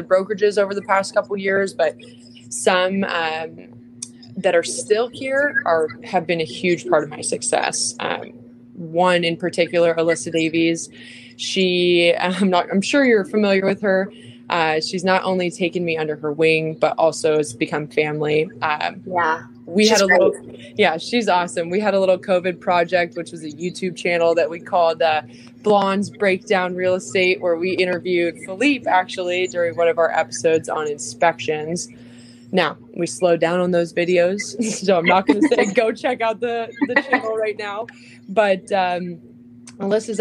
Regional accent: Bay Area, California, United States; moved away as an adult; now in San Diego, United States; I was born and raised in the Bay Area, grew up in a big Italian family

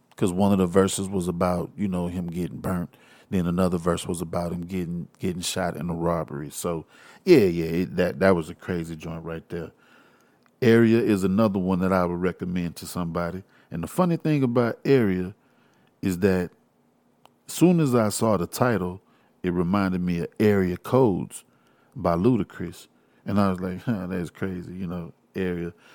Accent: Houston, Texas, United States; I am from Houston. I'm a Houstonian.

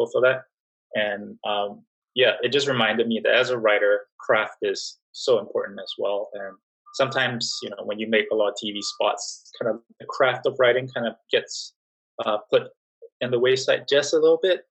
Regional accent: Singapore; moved away as an adult; also born or lived in New York / Miami; I was born and raised in Singapore.

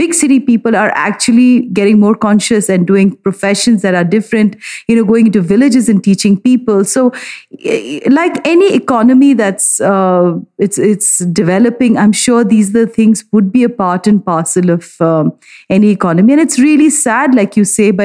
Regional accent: India; I feel very strongly about being an Indian.

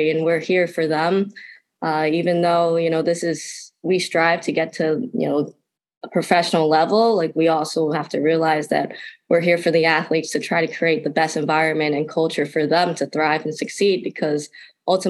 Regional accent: New Jersey, United States; I grew up in a small town in New Jersey.

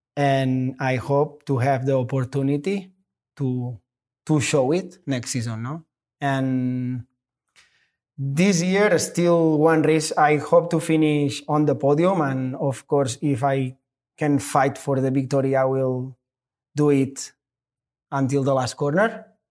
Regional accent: Catalonia, Spain; English is a second language; moved away as an adult; now in United States; I'm a Spanish, but I'm American too

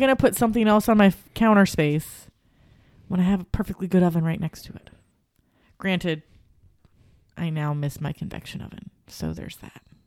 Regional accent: Cincinnati, Ohio, United States; I grew up on Gold Star. There was Gold Star by my grandma's house

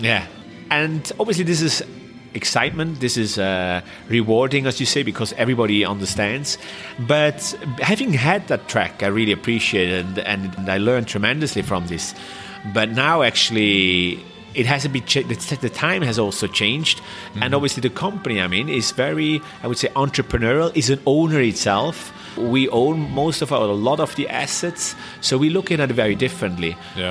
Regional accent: Switzerland; English is a second language; moved away as an adult; also born or lived in Shanghai, China / Korea / Thailand; I was from Switzerland.

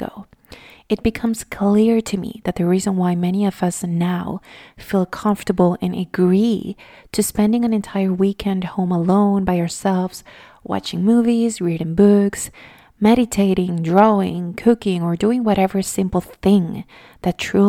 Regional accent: Venezuela; English is a second language; I'm originally from Venezuela, if you don't know.

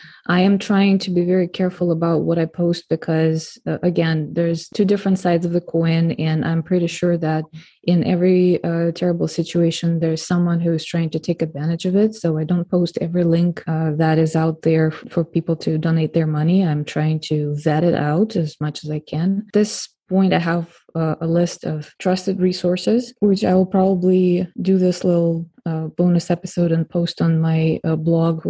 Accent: Moscow, Russia; now in San Diego, United States; I grew up in Russia myself, in Moscow

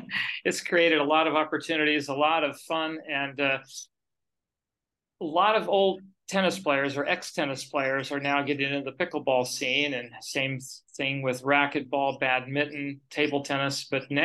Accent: Hutchinson, Kansas, United States; now in Kennewick, United States; Well, I was born in Hutchinson, Kansas, which is kind of the mid part of the United States.

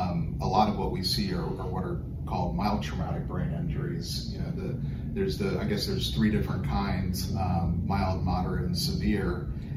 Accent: Orlando, Florida, United States; moved away; I'm actually from Orlando

